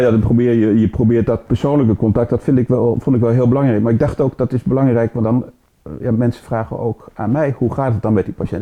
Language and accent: Dutch; Drenthe, Netherlands; bij ons in Drenthe